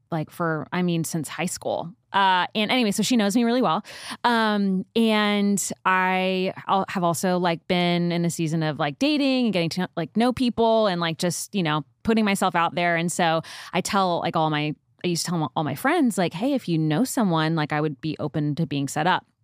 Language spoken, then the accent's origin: English; Northeast, United States; also born or lived in Nashville; now in Dallas, United States; We're both from the Northeast